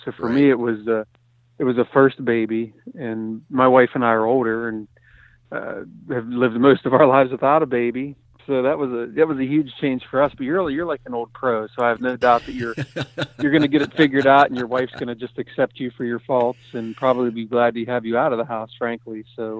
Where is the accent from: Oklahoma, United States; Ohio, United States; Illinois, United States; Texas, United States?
Ohio, United States; I usually do several trips a year and get to hunt my home state here of Ohio, which is a wonderful whitetail state.